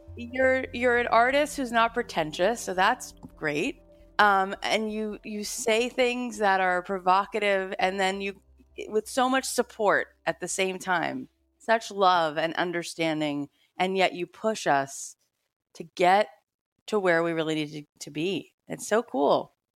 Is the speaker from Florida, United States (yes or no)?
yes; South Florida, United States; I grew up in South Florida